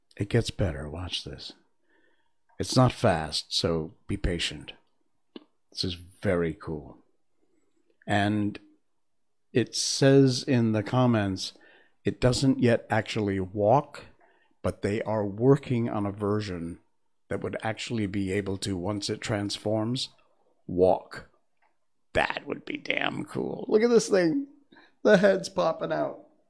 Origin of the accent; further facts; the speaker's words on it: United States; moved away; I'm not British. I'm American